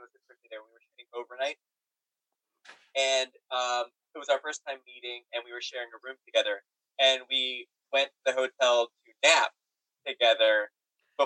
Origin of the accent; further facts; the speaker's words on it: New York, United States; as a New Yorker